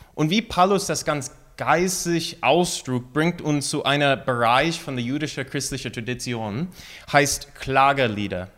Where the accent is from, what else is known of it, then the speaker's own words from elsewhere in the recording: United States; German is a second language; moved away as an adult; now in Mainz, Germany; als eine Amerikaner